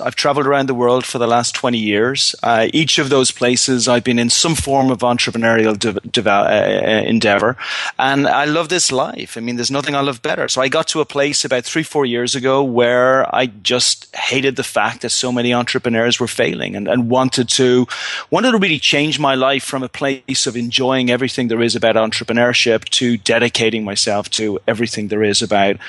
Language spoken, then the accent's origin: English; Ireland; Now, As an Irishman, if me or any of my friends were going into a fist fight with a 99% chance of losing, we probably, even us, with our optimism, probably would walk away from that fight.